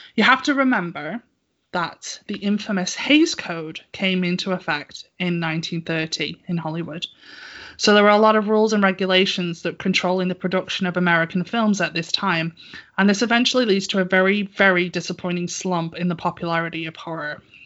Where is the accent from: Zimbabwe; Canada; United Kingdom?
United Kingdom; I'm British